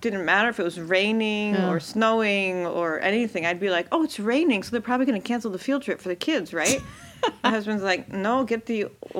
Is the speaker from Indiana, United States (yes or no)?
no; Wisconsin, United States; moved away; also born or lived in Milwaukee, Wisconsin / Madison, Wisconsin; My life in Milwaukee, then we moved to Madison. But I'm from Wisconsin.